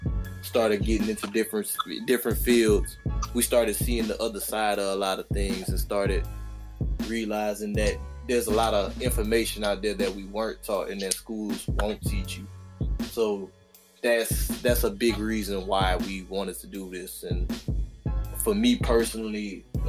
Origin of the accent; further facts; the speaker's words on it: Lawtell, Louisiana, United States; I am from Lawtell, Louisiana. I'm from the country, y'all. been a country boy my whole life